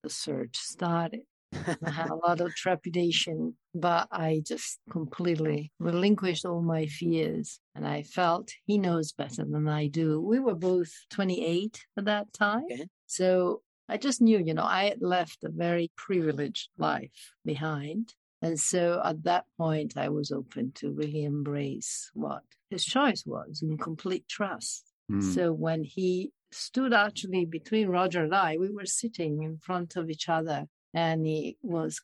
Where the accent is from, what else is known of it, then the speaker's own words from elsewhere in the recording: Milan, Lombardy, Italy; English is a second language; now in Bridgeport, United States; I was born and raised in Milan, Italy